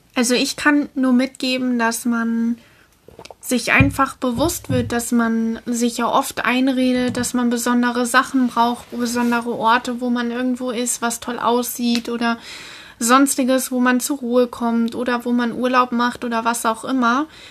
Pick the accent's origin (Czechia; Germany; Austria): Germany; gerade als Deutscher